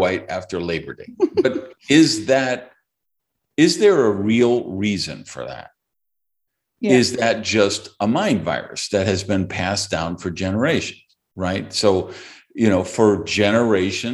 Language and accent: English; Madison, Wisconsin, United States; growing up in Madison, Wisconsin, which is where I grew up